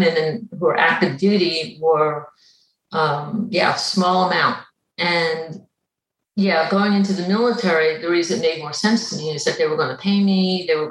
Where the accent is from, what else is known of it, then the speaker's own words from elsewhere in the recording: Long Island, New York, United States; moved away as an adult; I grew up on Long Island, New York, and I grew up near the beaches